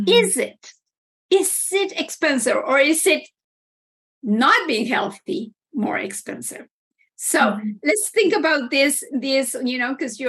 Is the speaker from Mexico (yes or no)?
yes; Mexico; now in Canada; I'm originally from Mexico